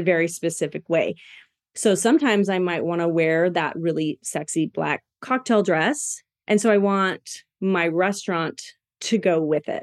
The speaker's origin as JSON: {"language": "English", "region": "Washington", "country": "United States", "moved": "yes", "lives_now": "Boise, United States", "said": "I'm from Washington and we get a lot of crabs"}